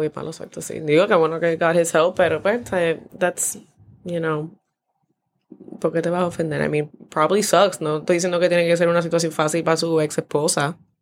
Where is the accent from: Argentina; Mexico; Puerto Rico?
Puerto Rico; Mayagüez; yo soy de Mayagüez